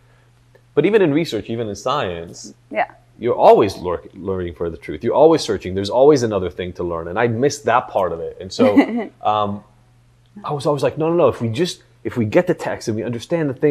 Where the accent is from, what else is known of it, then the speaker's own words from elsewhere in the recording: Israel; moved away; I grew up in Israel